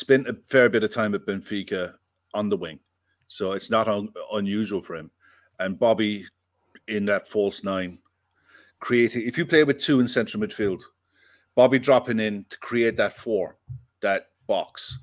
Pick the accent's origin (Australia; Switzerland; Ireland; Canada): Ireland; also born or lived in Bristol; I live in Ireland, I'm from Ireland